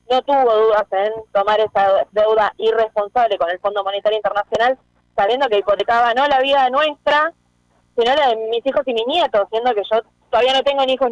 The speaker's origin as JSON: {"language": "Spanish", "town": "La Matanza", "region": "Buenos Aires Province", "country": "Argentina", "said": "yo como decíamos antes, vengo de La Matanza, que es un distrito muy populoso"}